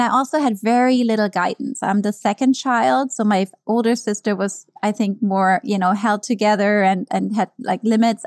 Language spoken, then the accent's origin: English; Germany; English is a second language; moved away as an adult; also born or lived in New York; now in United States; growing up in Germany